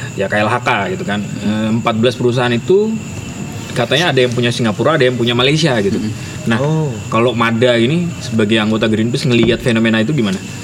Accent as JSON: {"language": "Indonesian", "region": "Kalimantan", "country": "Indonesia", "said": "aku juga asli Kalimantan"}